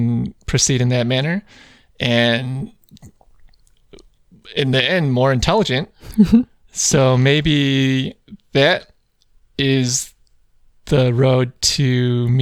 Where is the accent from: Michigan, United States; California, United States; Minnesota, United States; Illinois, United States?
Illinois, United States; Chicago; I grew up in Chicagoland